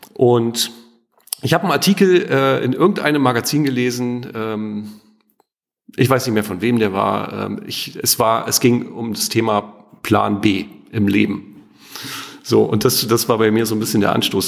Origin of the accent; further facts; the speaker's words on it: East Germany, Germany; Ich bin ja ostsozialisiert. Also das heißt, ich bin in der DDR geboren und groß geworden, habe die ersten 14 Jahre meines Lebens in der DDR ähm, oder bin aufgewachsen.